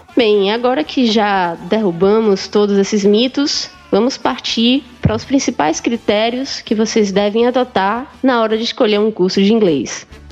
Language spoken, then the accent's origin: Portuguese; Northeast Region, Brazil; accent: nordestina; eles não perceberam o meu sotaque de nordestina